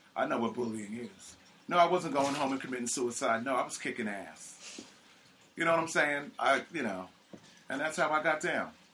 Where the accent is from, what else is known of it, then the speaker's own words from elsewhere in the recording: Linden, New Jersey, United States; moved away as an adult; also born or lived in Staten Island, New York / South Plainfield, New Jersey / Germany; now in New York City, United States; my parents moved us to to New Jersey, I believe Linden, New Jersey, uh, right from the basically right from the hospital